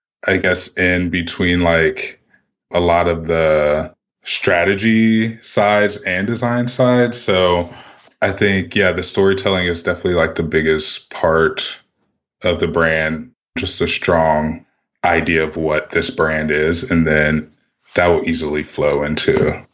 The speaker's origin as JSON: {"language": "English", "town": "Columbus", "region": "Ohio", "country": "United States", "tie": "born or raised there", "also_born_or_lived": "Lithopolis, Ohio", "said": "I'm originally from Columbus, Ohio. I grew up in the city up through seventh grade"}